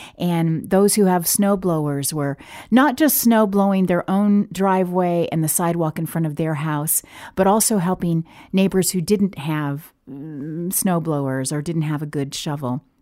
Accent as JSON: {"language": "English", "region": "the South", "country": "United States", "tie": "born or raised there", "moved": "yes", "lives_now": "Oregon, United States", "said": "growing up in the South, it didn't snow every winter"}